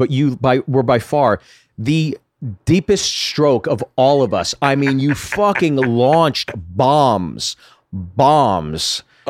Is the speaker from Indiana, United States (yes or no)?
no; Ohio, United States; Hey, I'm from Ohio.